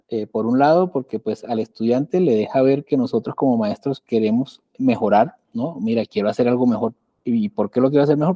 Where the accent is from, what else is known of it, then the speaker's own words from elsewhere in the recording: Colombia; yo soy de Colombia